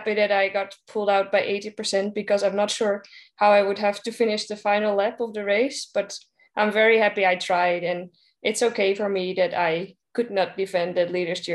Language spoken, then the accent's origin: English; Netherlands; I'm coming from the Netherlands, so we live in a country where everybody uses his or her bike